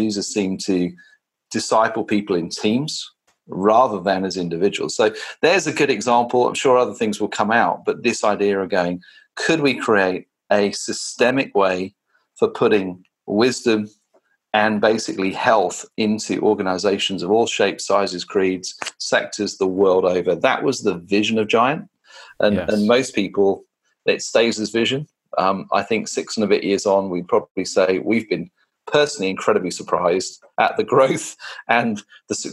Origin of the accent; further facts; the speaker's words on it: United Kingdom; now in London, United Kingdom; As a Brit